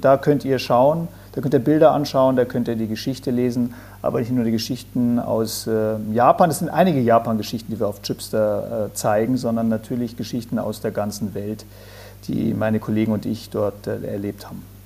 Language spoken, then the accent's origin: German; Bavaria, Germany; bei uns in Bayern oder in Deutschland.